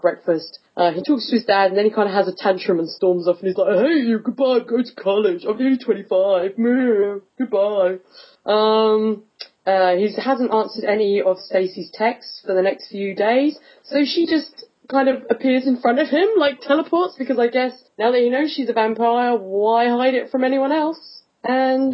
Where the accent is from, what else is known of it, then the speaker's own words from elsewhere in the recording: England, United Kingdom; I'm English